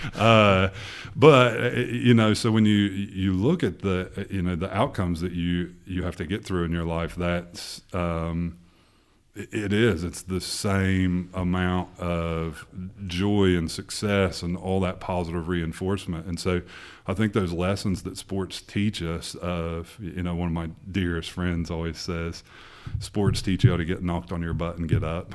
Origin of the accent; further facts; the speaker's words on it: Portsmouth, Ohio, United States; born and raised in Portsmouth, Ohio